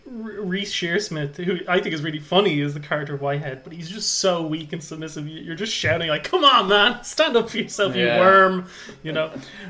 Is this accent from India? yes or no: no; Ireland; as an Irishman, you kind of want to give him a pass for sins